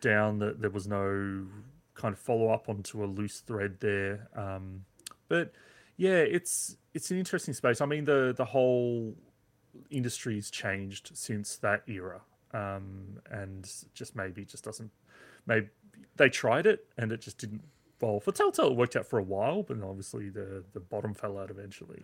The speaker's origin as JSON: {"language": "English", "country": "Australia", "said": "as an Aussie"}